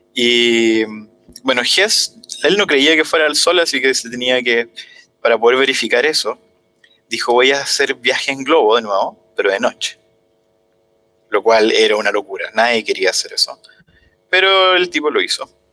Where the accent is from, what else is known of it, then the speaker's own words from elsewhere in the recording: Talca, Maule, Chile; moved away; Yo soy de Talca